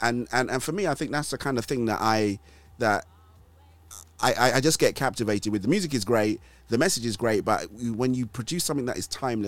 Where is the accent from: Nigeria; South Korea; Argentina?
Nigeria; So although I am Nigerian and this English accent sounds like I was, you know, I've never left these shores. I did grow up in Nigeria, believe it or not.